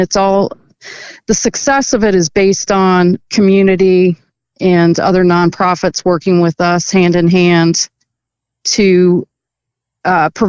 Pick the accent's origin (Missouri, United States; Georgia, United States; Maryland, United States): Maryland, United States; also born or lived in Northern Virginia; now in Virginia, United States; I grew up in Maryland, moved over to Virginia.